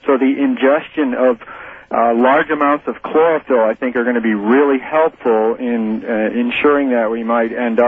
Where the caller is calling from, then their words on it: Madison, Wisconsin, United States; Madison, and I owe you a whole case of fax paper, Art.